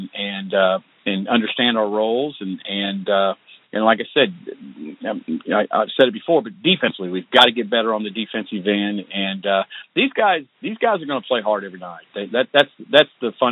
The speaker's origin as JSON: {"language": "English", "region": "Illinois", "country": "United States", "tie": "born or raised there", "also_born_or_lived": "Houston, Texas", "moved": "as an adult", "lives_now": "Oklahoma, United States", "said": "I grew up in, born and raised in Illinois"}